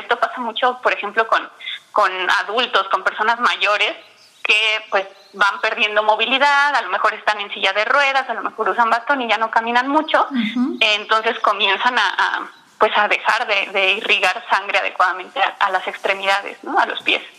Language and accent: Spanish; Mexico City, Mexico; yo soy de la Ciudad de México